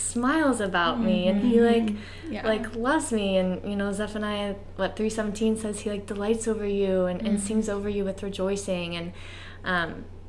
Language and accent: English; Ohio, United States; moved away as an adult; I grew up in Ohio my entire life until I went to college